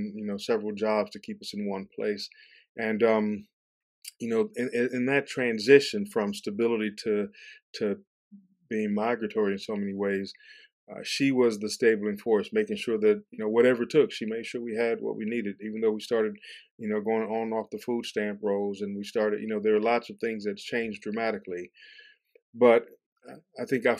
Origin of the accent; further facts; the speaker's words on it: Atlanta, Georgia, United States; moved away as an adult; also born or lived in St. Louis, Missouri / Kentucky; I grew up in Atlanta, Georgia, and St. Louis, Missouri. So a lot of moving around, a lot of transition